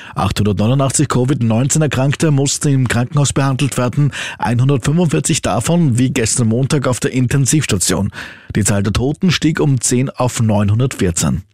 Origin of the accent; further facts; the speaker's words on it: Austria; bei uns in Österreich